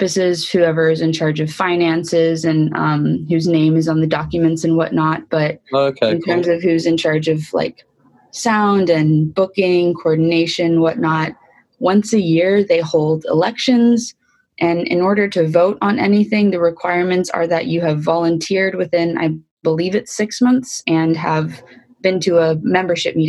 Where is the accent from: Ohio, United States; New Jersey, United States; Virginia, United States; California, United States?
California, United States; Oakland; also born or lived in Berkeley, California; I grew up in Oakland and Berkeley